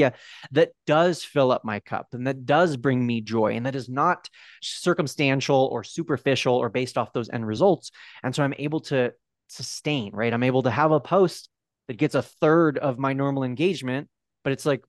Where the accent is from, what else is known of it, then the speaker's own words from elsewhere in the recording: California, United States; now in Park City, United States; born and raised in California, but over the last 4 years, my now wife and I, we've moved around quite a bit. And right now we live in Park City, Utah.